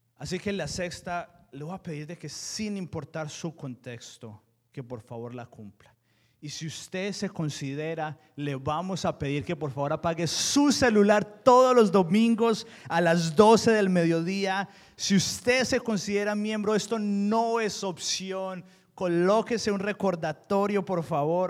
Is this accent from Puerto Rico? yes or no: no; Colombia; Yo soy colombiano en todas las etapas de mi vida.